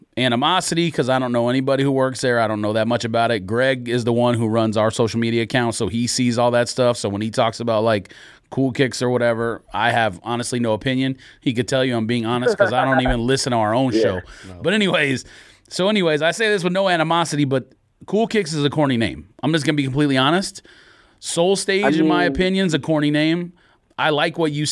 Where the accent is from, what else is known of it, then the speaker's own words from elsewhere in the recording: Monrovia, California, United States; moved away; I grew up near Pasadena, but I consider LA my town too